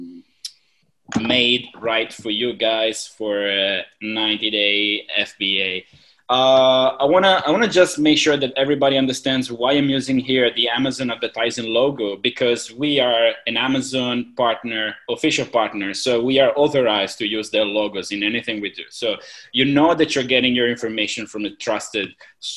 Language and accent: English; Italy; moved away as an adult; also born or lived in China / Hong Kong; now in Thailand; I'm originally from Italy.